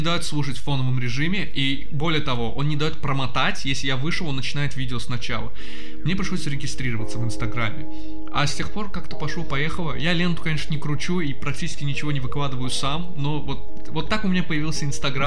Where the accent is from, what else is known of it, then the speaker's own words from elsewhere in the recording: Baku, Azerbaijan; мы э, из Азербайджана, из Баку конкретно